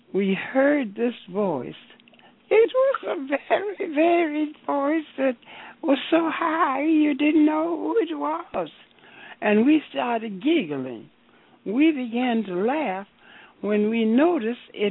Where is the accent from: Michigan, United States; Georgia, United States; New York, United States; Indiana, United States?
Georgia, United States; Savannah; moved away; also born or lived in Alabama; I was born in Savannah, Georgia